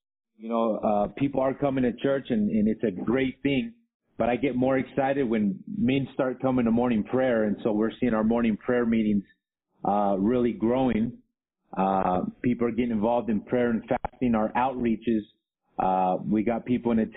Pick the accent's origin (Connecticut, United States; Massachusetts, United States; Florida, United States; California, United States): California, United States; Los Angeles; moved away as an adult; also born or lived in Baldwin Park, California; now in Arequipa, Peru; I grew up in the Los Angeles area between back and forth between South Central LA and the San Gabriel Valley, Baldwin Park to be exact